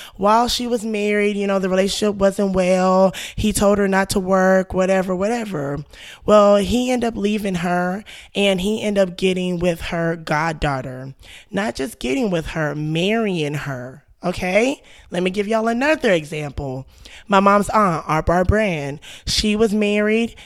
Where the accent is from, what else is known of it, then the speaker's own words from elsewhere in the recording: Texas, United States; I'm from Texas